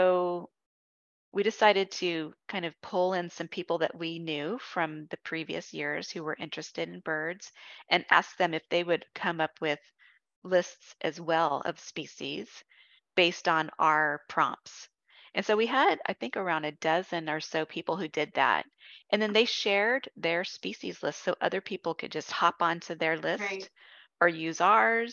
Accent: California, United States; I'm from California

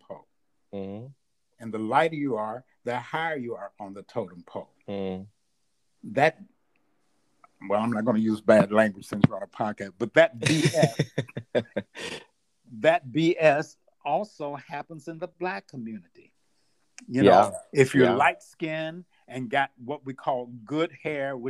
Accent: Louisville, Kentucky, United States; moved away as an adult; also born or lived in Kent, Ohio; I grew up in Louisville, Kentucky, in a funeral home.

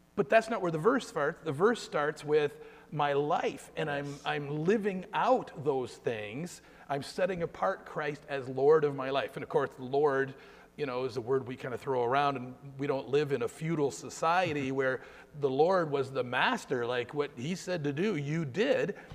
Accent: Guelph, Ontario, Canada; I'm from Guelph, and my family and I live in Guelph

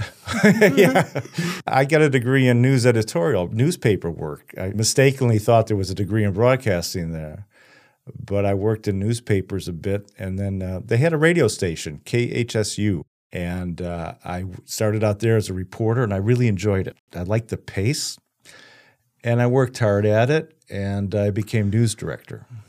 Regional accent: Chicago, Illinois, United States; moved away as an adult; I'm from Chicago. Very blue collar background

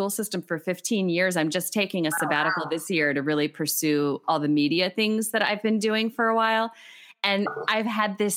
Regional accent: Harrisburg, Hershey area, South Central Pennsylvania, United States; moved away as an adult; now in Madison, United States; I grew up on the East Coast in like South Central Pennsylvania, Harrisburg, Hershey area, more toward Philly

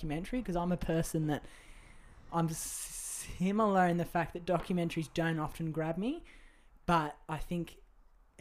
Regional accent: Australia; as an Australian

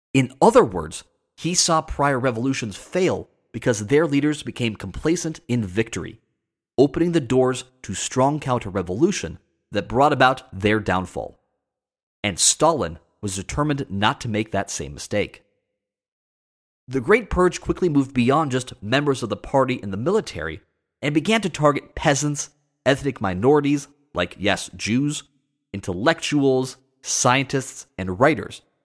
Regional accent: United States; as an American

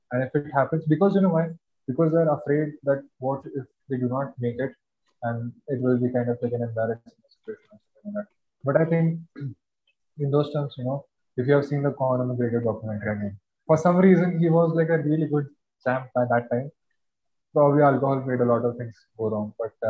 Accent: India

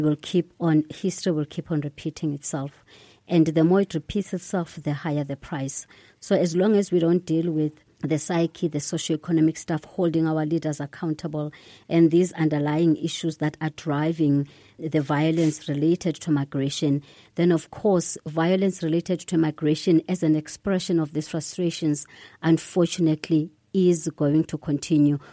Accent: South Africa; as a South African and as a Pan-Africanist

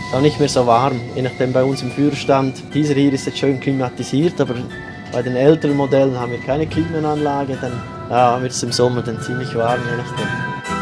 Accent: Romansh-speaking area of Graubünden, Switzerland; accent: Bündner dialect; Also ich spreche sonst normal Schweizerdeutsch, also Bündnerdialekt. Und aber da, wo ich aufgewachsen bin, ist im rätoromanischen Gebiet

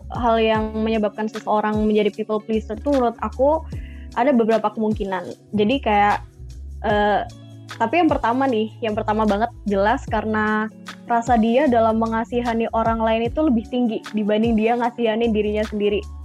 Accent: Sidoarjo, East Java, Indonesia; moved away as an adult; now in Malang, Indonesia; Aku sebenarnya asalnya dari Sidoarjo, cuma lagi ambil kuliah di Malang

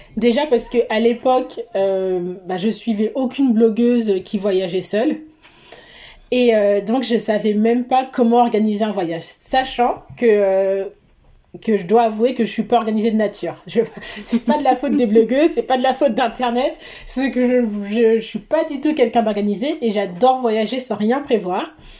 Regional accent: Seine-et-Marne, Île-de-France, France; also born or lived in Guadeloupe; je viens d'Île-de-France, de Seine-et-Marne particulièrement

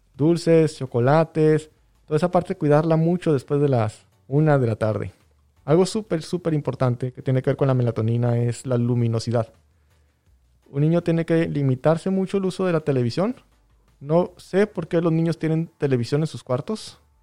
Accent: Mexico; lo que leemos como sociedad mexicana

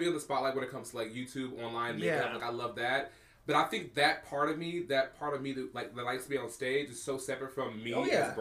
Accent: Oakland, California, United States

